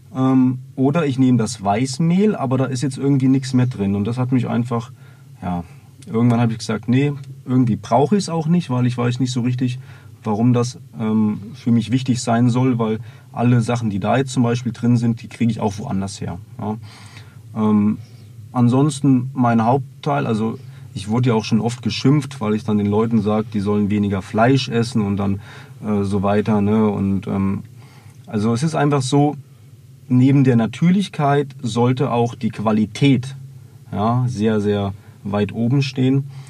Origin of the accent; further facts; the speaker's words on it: Bavaria, Germany; also born or lived in Meerbusch, North Rhine-Westphalia; mit zehn Jahren bin ich dann hier nach, sind wir nach Bayern gezogen